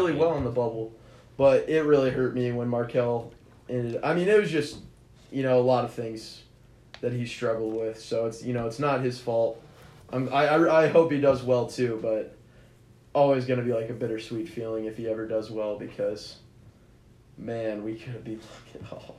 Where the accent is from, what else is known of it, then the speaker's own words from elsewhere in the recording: Kansas, United States; grew up around Kansas fans in the middle.